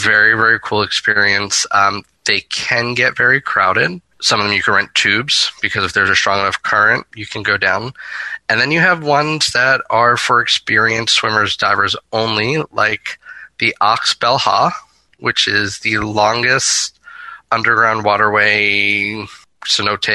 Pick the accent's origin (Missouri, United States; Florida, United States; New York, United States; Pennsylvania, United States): Florida, United States; my home state of Florida